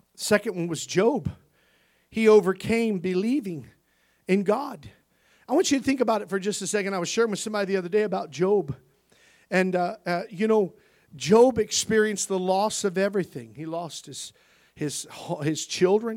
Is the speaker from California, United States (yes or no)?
no; Missouri, United States; We grew up in Missouri.